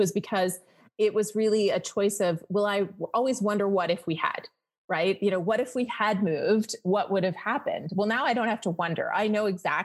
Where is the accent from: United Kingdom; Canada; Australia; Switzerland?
Canada; moved away as an adult; now in Las Vegas, United States; I'm Canadian.